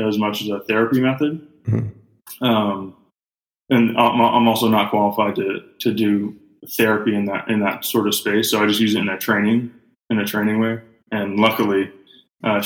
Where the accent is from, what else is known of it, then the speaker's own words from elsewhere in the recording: Greenville, South Carolina, United States; I grew up in Greenville, South Carolina